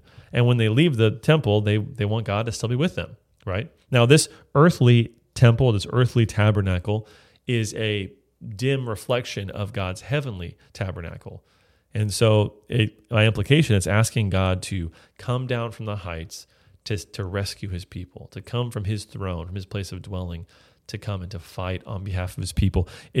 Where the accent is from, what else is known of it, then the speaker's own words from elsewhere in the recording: California, United States; But I'm from California, we don't talk that way.